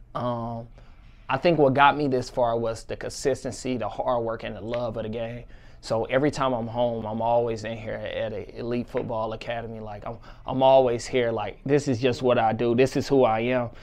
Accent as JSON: {"language": "English", "town": "St. Louis", "region": "Missouri", "country": "United States", "tie": "born or raised there", "said": "my hometown, represent Saint Louis, Missouri"}